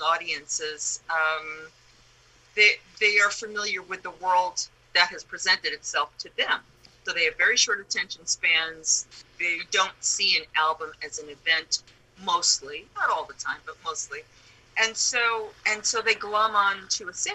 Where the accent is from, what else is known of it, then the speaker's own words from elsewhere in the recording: New York City, New York, United States; growing up in the Bronx in Manhattan was just the perfect place to be surrounded by adventures